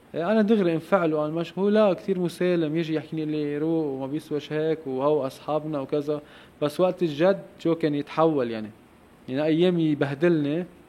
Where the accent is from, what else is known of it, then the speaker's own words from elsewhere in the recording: Lebanon; also born or lived in Mechmech, Lebanon; نحن كشعب لبناني